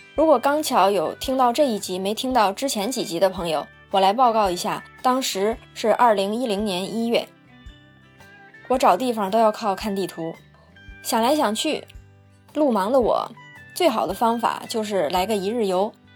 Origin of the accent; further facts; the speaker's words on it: China; 听说我是中国人